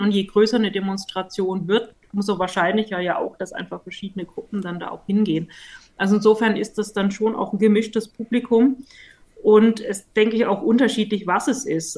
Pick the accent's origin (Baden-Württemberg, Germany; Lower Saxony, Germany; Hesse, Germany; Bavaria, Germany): Baden-Württemberg, Germany; Stuttgart; als Stuttgarterin